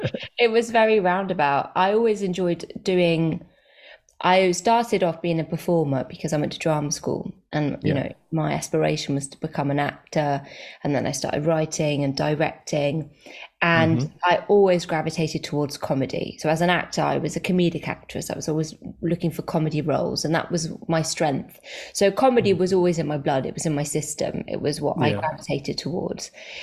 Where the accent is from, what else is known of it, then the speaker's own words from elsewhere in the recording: France; moved away as an adult; also born or lived in Zimbabwe; now in United Kingdom; but I was born in Zimbabwe and then we moved to the UK. I must have lived there for a little bit, but I can't remember it. And then we moved to France when I was like four.